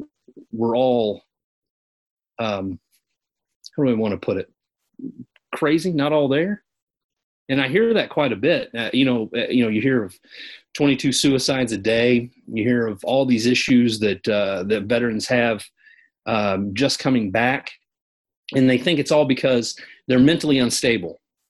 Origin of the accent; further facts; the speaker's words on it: Kentucky, United States; accent: Kentucky country; I'm a hillbilly. But when I talk to my mom on the phone, my Kentucky country accent comes way out.